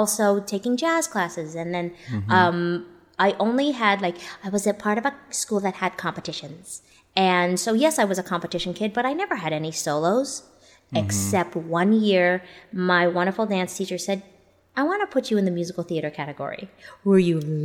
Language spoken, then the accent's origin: English; Canada; moved away; I'm originally from Canada